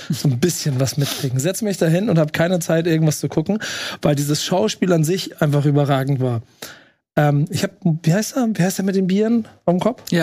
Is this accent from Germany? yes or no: yes; Bremen, Germany; Also, obwohl ich als Bremer gerade im Stadion vorne war war ich krass eingenommen von dem Gesamtgefühl in diesem Stadion.